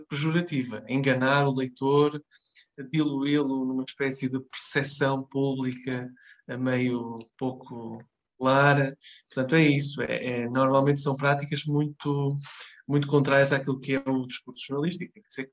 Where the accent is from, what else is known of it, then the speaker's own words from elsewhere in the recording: Marco de Canaveses, Porto District, Portugal; eu se for de Mar de Canaveses, vou ter aquela tentação de, de clicar, não é? Porque é a minha terra, pode ter acontecido a alguém.